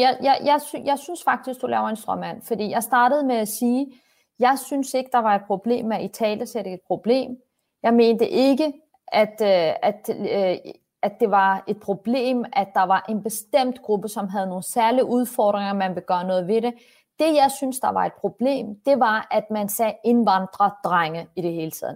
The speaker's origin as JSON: {"language": "Danish", "town": "Copenhagen", "region": "Capital Region of Denmark", "country": "Denmark", "tie": "born or raised there", "said": "Jeg er vokset op på Vesterbro"}